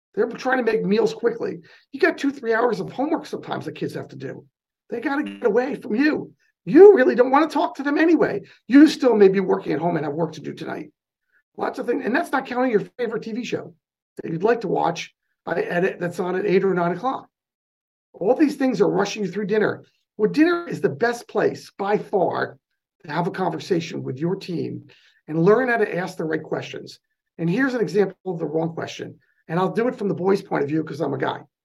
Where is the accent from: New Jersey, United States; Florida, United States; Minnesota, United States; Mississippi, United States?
New Jersey, United States; accent: New York; now in California, United States; i grew up in the new york market in north jersey just outside of lincoln